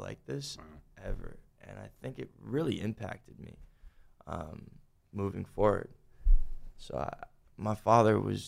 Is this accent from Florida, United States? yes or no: yes; Boca Raton, Florida, United States; also born or lived in Boynton Beach, Florida; now in Los Angeles, United States; I'm from Boca Raton, Boynton Beach, Florida